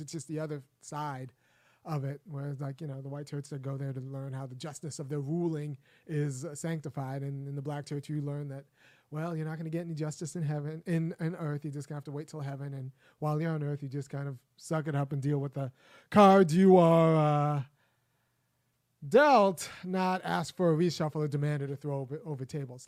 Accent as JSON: {"language": "English", "region": "California", "country": "United States", "also_born_or_lived": "Minnesota", "said": "I know I'm from California and I went to Berkeley."}